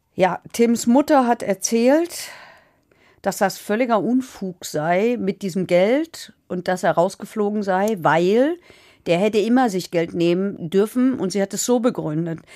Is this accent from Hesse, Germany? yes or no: yes; Hesse, Germany; bei uns in Hessen